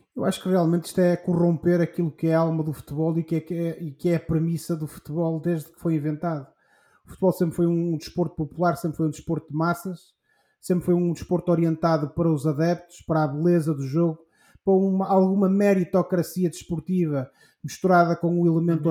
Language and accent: Portuguese; Portugal; nós, enquanto portugueses